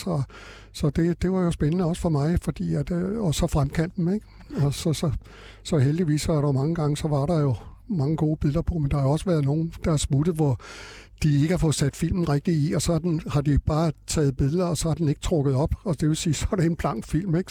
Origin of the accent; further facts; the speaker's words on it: Frederiksberg, Capital Region of Denmark, Denmark; Jeg kommer her fra Frederiksberg, eller fra København, ikke? Altså Frederiksberg, jeg har boet på Frederiksberg øh, øh, hele mit liv